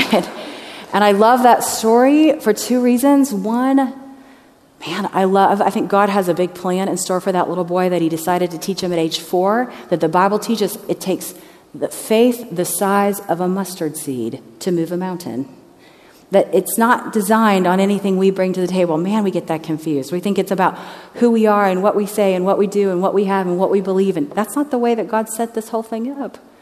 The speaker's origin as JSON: {"language": "English", "town": "Cincinnati", "region": "Ohio", "country": "United States", "tie": "born or raised there", "said": "I am from Ohio, so I have all the traditions that maybe you all do. I grew up on a lake here in Cincinnati"}